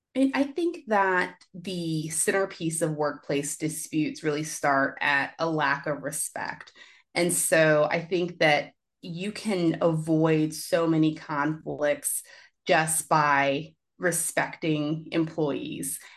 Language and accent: English; Richmond, Virginia, United States; now in Washington, D.C., United States; my hometown, grew up in Richmond, Virginia